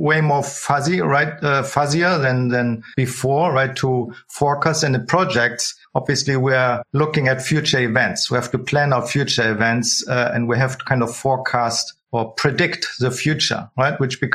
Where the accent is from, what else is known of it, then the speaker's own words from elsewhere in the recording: Berlin, Germany; also born or lived in Switzerland near Zurich; now in Zurich, Switzerland; I'm from Berlin originally